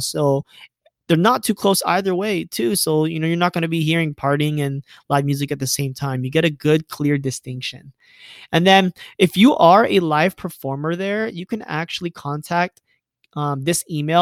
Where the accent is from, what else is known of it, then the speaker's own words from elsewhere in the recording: Irvine, California, United States; as I was growing up in Irvine